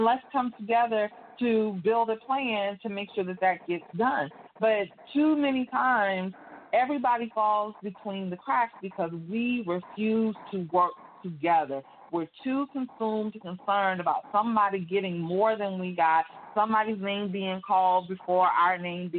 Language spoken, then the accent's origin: English; Virginia Beach, Virginia, United States; moved away as an adult; now in Atlanta, United States; I'm born and raised in Virginia Beach, came down here to go to school at Morris Brown College, never left.